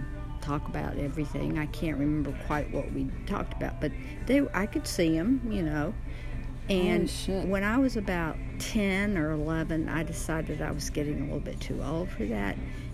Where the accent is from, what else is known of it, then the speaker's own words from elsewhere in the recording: the South, United States; I'm from the South